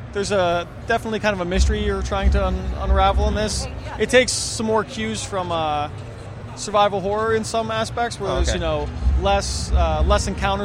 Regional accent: Pittsburgh, Pennsylvania, United States; we grew up around Pittsburgh. It was a big steel town, lots of railroads around.

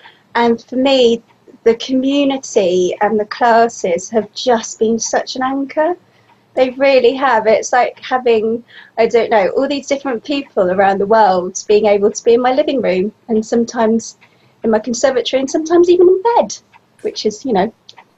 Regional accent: Bristol, South West England, United Kingdom; I'm from Bristol, which is like in the southwest of the UK, and I am 48.

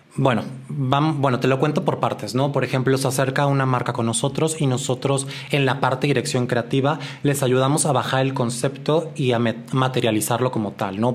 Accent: Guadalajara, Jalisco, Mexico; moved away as an adult; now in Mexico City, Mexico; yo soy de Guadalajara, tengo ya algunos años en la Ciudad de México.

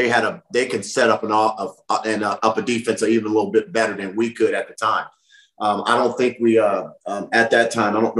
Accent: Long Beach, California, United States; I'm from Long Beach

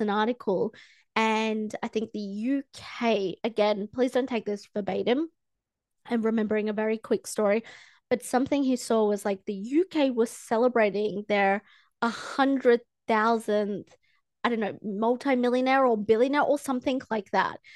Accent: Australia; I'm from Australia

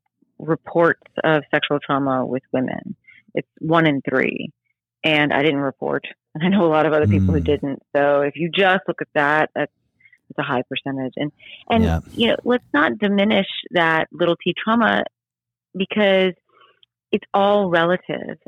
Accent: New Orleans, Louisiana, United States; now in St. Petersburg, Florida, United States; I grew up outside of New Orleans

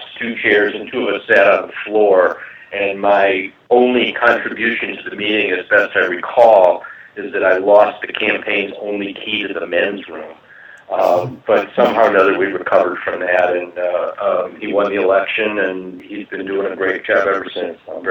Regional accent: Chicago, Illinois, United States; also born or lived in Washington / Canada; I'm from Chicago

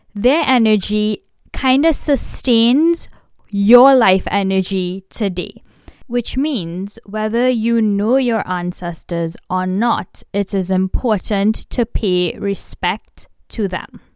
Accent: India; I am Indian

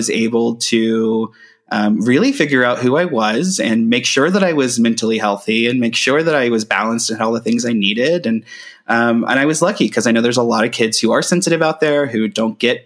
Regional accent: Brown County, Ohio, United States; I grew up in Brown County, Ohio

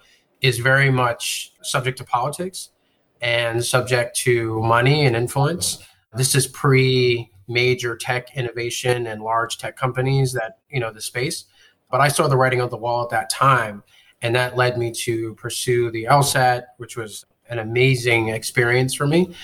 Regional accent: Brooklyn to upstate New York, United States; moved away as an adult; also born or lived in Charlotte, North Carolina / Atlanta, Georgia; I was born in Charlotte, North Carolina. My family's from the Caribbean, but I grew up in a brief stint going from Brooklyn to upstate New York. And graduated from high school there

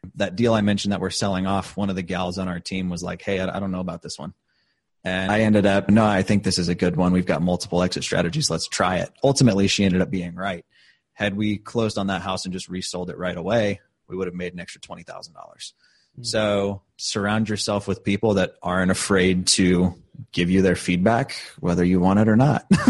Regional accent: St. Louis, Missouri, United States; moved away as an adult; now in Indianapolis, United States; I'm originally from St. Louis. I lived there for about 10 years before I came out to Indy

